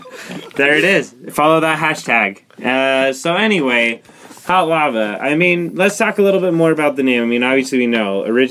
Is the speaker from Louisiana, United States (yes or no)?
no; Lindon, Utah, United States; I'm from the city of Dreams, Linden, Utah.